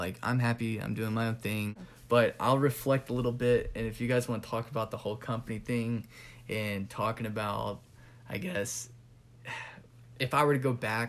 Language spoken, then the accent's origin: English; California, United States; now in Georgia, United States; I'm originally from California, moved here to Georgia.